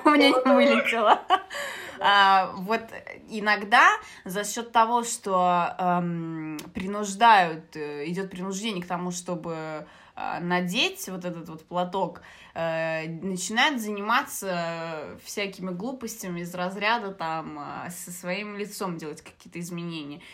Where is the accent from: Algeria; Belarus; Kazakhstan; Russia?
Algeria; moved away; я из Алжира